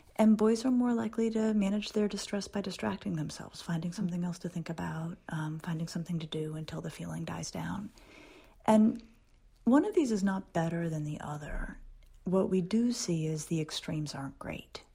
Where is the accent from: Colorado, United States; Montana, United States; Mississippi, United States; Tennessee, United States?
Colorado, United States; Denver; I grew up in Denver when it was a small town.